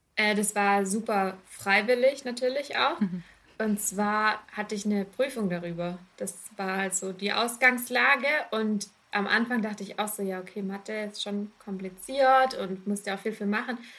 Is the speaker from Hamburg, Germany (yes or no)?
no; Rottweil, Baden-Württemberg, Germany; Ich komme ursprünglich aus Rottweil.